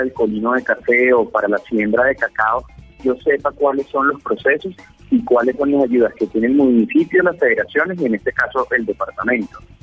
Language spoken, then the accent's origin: Spanish; Venezuela; also born or lived in Pereira, Colombia; now in Colombia; soy venezolano, 21 años en Colombia, hice mi universidad pues en Pereira